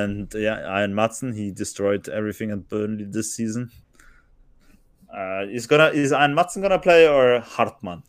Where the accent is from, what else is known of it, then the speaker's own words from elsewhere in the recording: Germany; I was brought up in Germany, obviously, and, uh, and that's my home country in a way as well